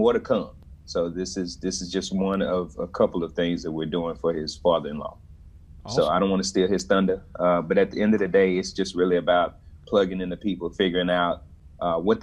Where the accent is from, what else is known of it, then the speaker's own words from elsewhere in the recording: Dallas, Texas, United States; I'm from Dallas originally